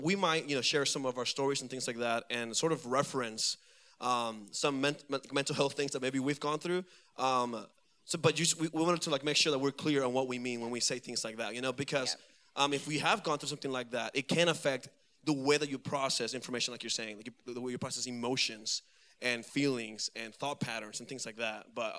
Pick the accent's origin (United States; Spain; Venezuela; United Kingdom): Venezuela; moved away; I am from Venezuela, and I'm married.